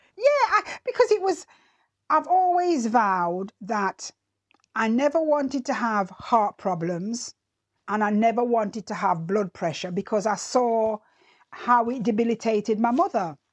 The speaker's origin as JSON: {"language": "English", "country": "Jamaica", "tie": "born or raised there", "moved": "yes", "said": "I remember as a child growing up in Jamaica"}